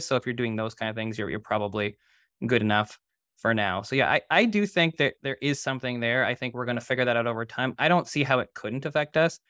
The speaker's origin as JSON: {"language": "English", "town": "Toronto", "region": "Ontario", "country": "Canada", "tie": "born or raised there", "said": "I grew up in Toronto."}